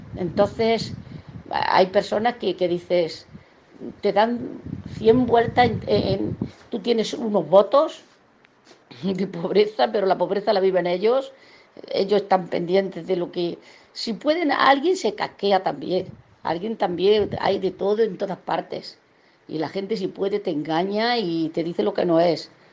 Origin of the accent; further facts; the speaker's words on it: a village in Almería, Andalusia, Spain; moved away as an adult; now in Santa Cruz, Bolivia; Me crié en el campo prácticamente. Soy de un pueblo de Almería llamado Sierro